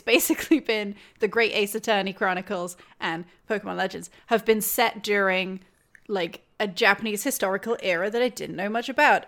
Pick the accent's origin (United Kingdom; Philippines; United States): United Kingdom; outsider here, meaning I'm British